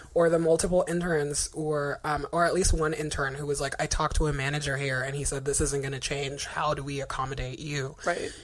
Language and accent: English; Guinea; now in United States; Ebola ground zero, aka Guinea, is my home country